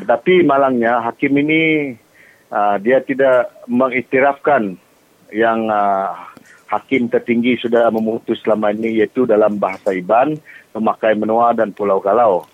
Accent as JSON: {"language": "Malay", "area": "Long Bangan", "region": "Sarawak", "country": "Malaysia", "tie": "born or raised there", "said": "anak jati Longbangan"}